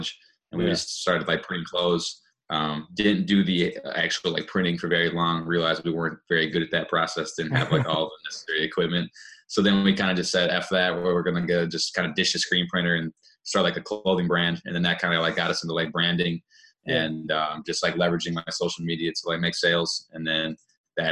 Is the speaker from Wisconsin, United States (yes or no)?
yes; Madison, Wisconsin, United States; now in Milwaukee, United States; I grew up actually in Madison, which is just like a little bit west of Milwaukee